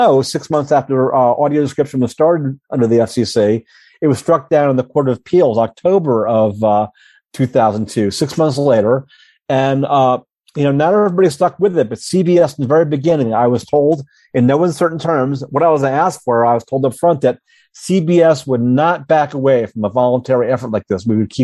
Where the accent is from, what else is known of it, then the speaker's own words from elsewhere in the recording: Hudson Valley, New York, United States; I grew up in the Hudson Valley of New York State, and IBM was a giant employer there in the day.